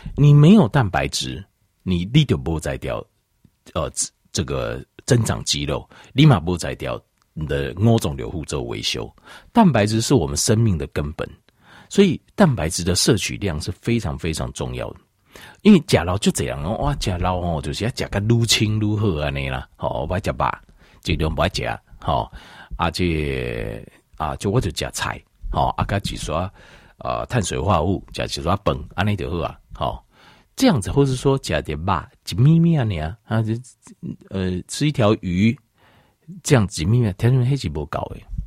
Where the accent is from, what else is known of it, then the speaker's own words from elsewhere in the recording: Taiwan; 我们台湾人哦， 好像是， 好像是亚洲人里面哦， 平均起来好像是运动量最少的